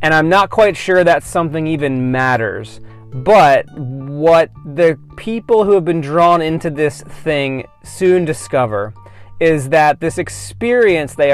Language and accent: English; outside of Philadelphia, Pennsylvania, United States; I grew up outside of Philadelphia